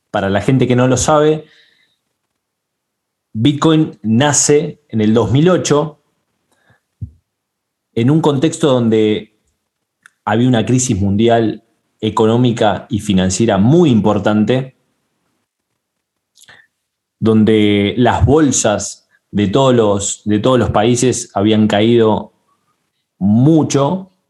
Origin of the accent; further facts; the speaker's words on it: Argentina; soy de Argentina.